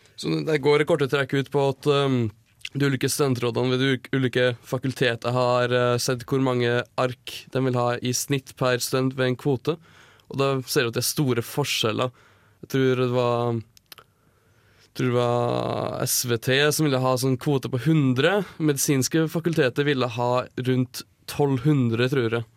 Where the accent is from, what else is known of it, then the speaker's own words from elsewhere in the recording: Numedal, Buskerud, Norway; jeg kommer fra Numedal. Og vi er immune mot tuberkulose